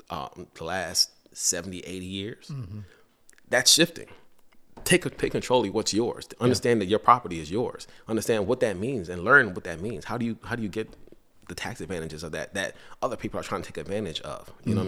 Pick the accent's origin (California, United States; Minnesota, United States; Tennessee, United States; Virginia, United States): Virginia, United States; Henrico; So growing up in Henrico and then I moved to the city, probably around 2014 or 2015.